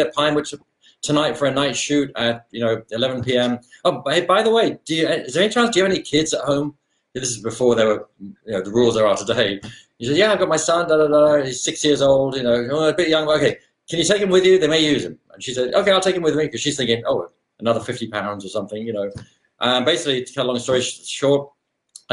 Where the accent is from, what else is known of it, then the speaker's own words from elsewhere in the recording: London, United Kingdom; moved away as an adult; now in Seattle, United States; I was born in London, Chelsea, born in Chelsea in Kensington area, Chelsea supporter for those who are Chelsea fans out there, all my life, still am. Lived in that whole area of London, really, for my school years.